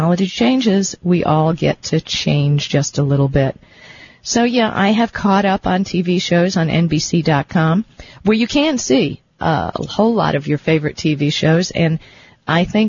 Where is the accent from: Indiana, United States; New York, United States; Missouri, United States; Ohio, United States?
New York, United States; I was born in New York